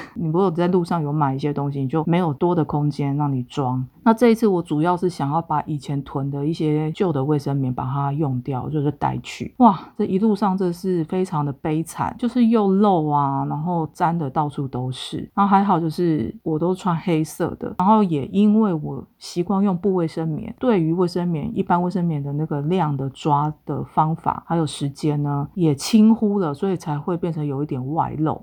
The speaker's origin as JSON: {"language": "Chinese", "region": "Taipei", "country": "Taiwan", "tie": "born or raised there", "said": "我就在台北长大"}